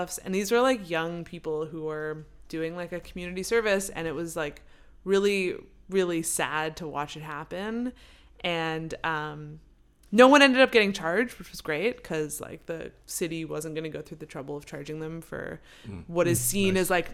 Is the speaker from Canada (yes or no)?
yes; Canada; moved away; I'm from Canada, and we love pot